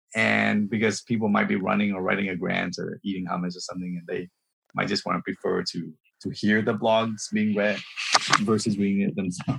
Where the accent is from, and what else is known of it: Memphis, Tennessee, United States; born or raised there; moved away; also born or lived in Vietnam